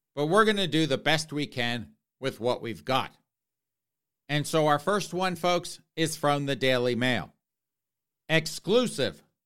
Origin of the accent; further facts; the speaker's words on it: South Carolina, United States; my home state of South Carolina